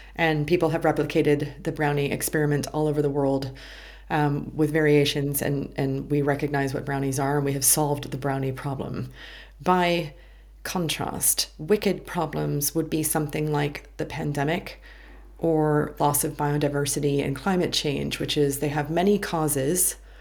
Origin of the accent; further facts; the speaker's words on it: United States; being American